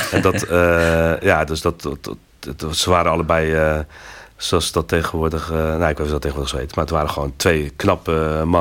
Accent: Belgium; Ja, ze vroegen waar ik vandaan kom. Ik zeg, ja, ben Bel, hij zegt Belgica, maar ik kon

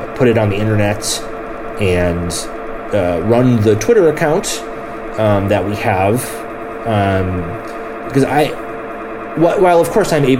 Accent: United States; as an American

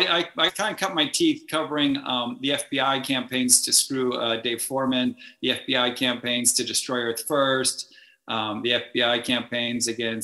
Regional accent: Lincoln, Massachusetts, United States; I grew up in a very lucky zip code. Where I grew up in Lincoln, Massachusetts, is probably 30% conservation land. It's right next to Walden Pond.

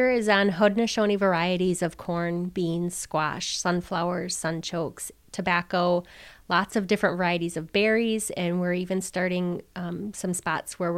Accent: Oneida, Wisconsin, United States; I'm Wolf Clan, I'm Oneida, and I grew up near Duck Creek that runs through the Oneida Reservation

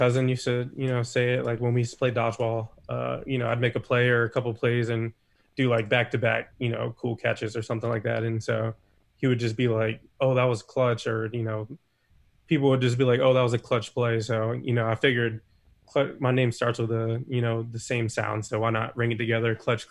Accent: Dover, Delaware, United States; moved away as an adult; also born or lived in Baltimore County, Maryland; now in Odenton, United States; I'm from Dover, Delaware. That's right in the center. It's the capital. And that's where I grew up most of my life until I went to college

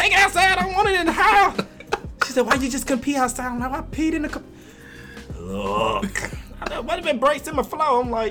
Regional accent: Mississippi, United States; Yes, they never suspect I'm from Mississippi until I started talking.

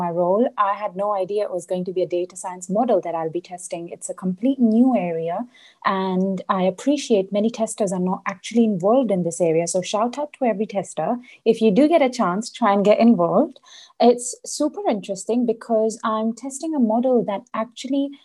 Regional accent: Las Palmas, Canary Islands, Spain; moved away as an adult; also born or lived in India (ancestry); now in London, United Kingdom; I was born in London. And I was only 3 months old when I was brought to the Canary Islands, specifically Las Palmas. And I've stayed here all my life up until 19 years old.

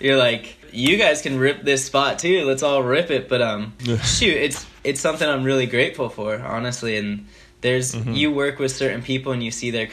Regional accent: Albuquerque, New Mexico, United States; Growing up in Albuquerque

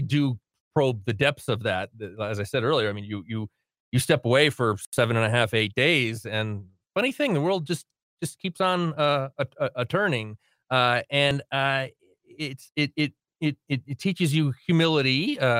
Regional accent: New England, United States; now in New Mexico, United States; I come from New England, where colonial history is a big deal.

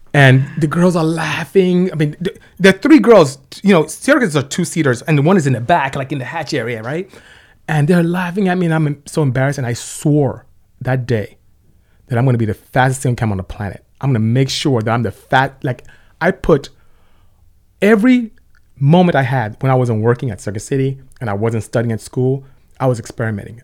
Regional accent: Nigeria; moved away as an adult; also born or lived in Lynwood, California; now in United States; you can hear from my accent. I'm not from here. I'm Nigerian, from West Africa. Came here to study chemical engineering, and, uh, ended up staying.

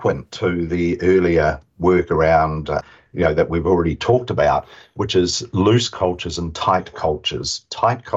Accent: New Zealand

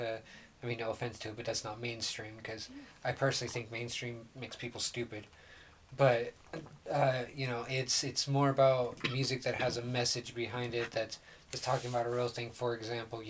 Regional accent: Oregon, United States; also born or lived in Forest Grove, Oregon; I was originally born here in Oregon, in a little town called Forest Grove. And then when I was about 8, I moved onto a farm in eastern Oregon

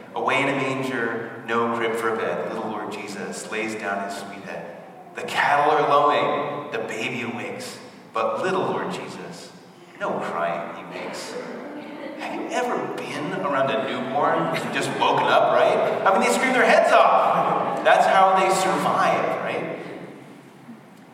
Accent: Barrington, Rhode Island, United States; moved away as an adult; also born or lived in North Providence, Rhode Island; So I'm from Rhode Island originally. So from conception to 18, you guys didn't even know all that. I was in Rhode Island, so I grew up in Barrington

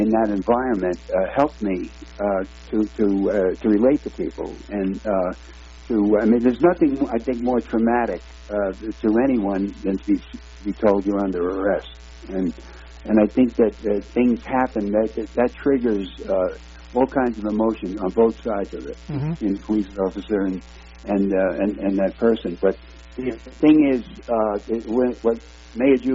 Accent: New York City, New York, United States; now in Arizona, United States; I live in Arizona now, and I'm, I'm a former law enforcement officer. I grew up in Red Hook, Brooklyn

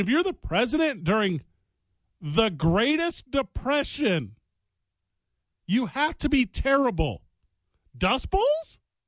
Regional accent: Illinois, United States; from my home state of Illinois.

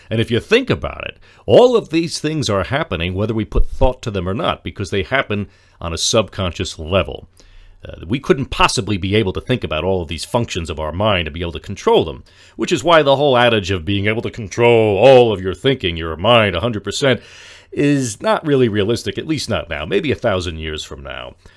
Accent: Lyndhurst, New Jersey, United States; my hometown here of Lyndhurst becomes a nice, quiet place to live

